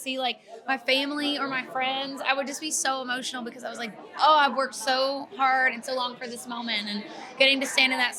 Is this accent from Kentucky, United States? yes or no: yes; Kentucky, United States; now in Nashville, United States; I'm from Kentucky as well.